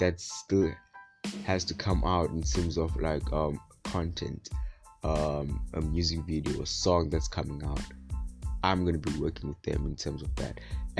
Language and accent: English; Western Cape, South Africa; I'm from Gwalanga, part of IMK.